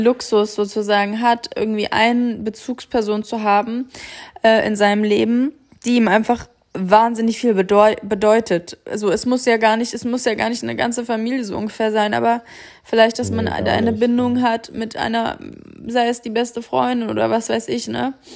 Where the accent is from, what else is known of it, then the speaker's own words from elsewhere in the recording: Kassel, Hesse, Germany; moved away; in Kassel, meiner Heimatstadt